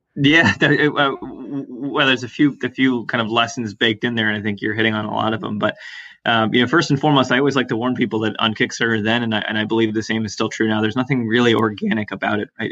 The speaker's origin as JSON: {"language": "English", "town": "Atlanta", "region": "Georgia", "country": "United States", "tie": "born or raised there", "moved": "yes", "lives_now": "Boston, United States", "said": "grew up very much, you know, in the suburbs of Atlanta"}